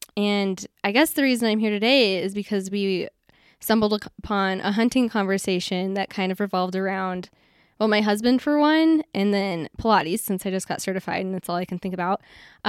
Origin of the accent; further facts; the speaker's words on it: Colorado, United States; I'm from Colorado, so thankfully he decided to come this way, and that's how we met, and everything worked out for us.